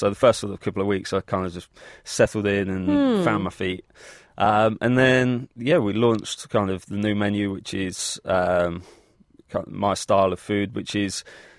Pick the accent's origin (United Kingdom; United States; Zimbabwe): United Kingdom; England; moved away as an adult; now in Melbourne, Australia; about 4 years ago, back home in England